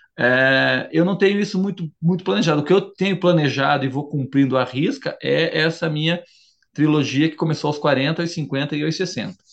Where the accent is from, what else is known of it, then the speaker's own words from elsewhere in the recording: Curitiba, Paraná, Brazil; also born or lived in Santa Catarina; eu falo sempre do sul, que é, ó, ó, onde eu me criei, não é Santa Catarina, migrei pro su, pra, pra, pra Curitiba, pra, pro Paraná, muito criança